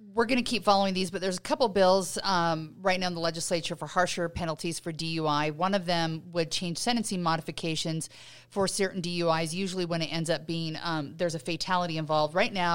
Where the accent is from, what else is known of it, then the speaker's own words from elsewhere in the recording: Utah, United States; When I grew up here in Utah, you just got your driver's license